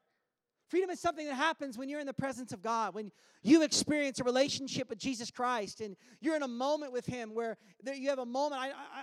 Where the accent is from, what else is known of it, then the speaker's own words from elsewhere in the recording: United States; now in Canada; I am American